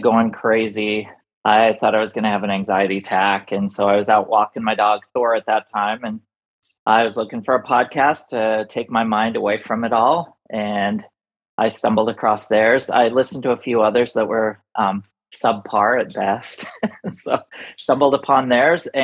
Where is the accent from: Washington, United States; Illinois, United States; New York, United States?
Washington, United States; now in Arizona, United States; I grew up in Washington. I'm now living in Arizona